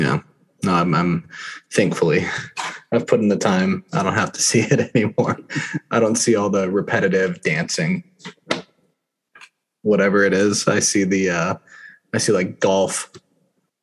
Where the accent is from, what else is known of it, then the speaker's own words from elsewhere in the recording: Los Angeles, California, United States; It's my hometown team